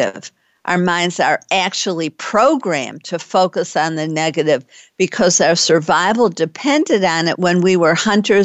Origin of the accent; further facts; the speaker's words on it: Detroit, Michigan, United States; now in Texas, United States; I'm from Detroit and know how to drive safely in winter weather